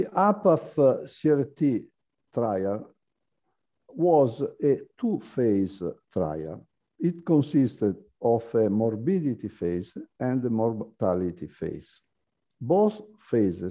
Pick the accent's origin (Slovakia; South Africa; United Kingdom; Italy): Italy; also born or lived in Lavagna, Italy; I am a cardiologist from Italy.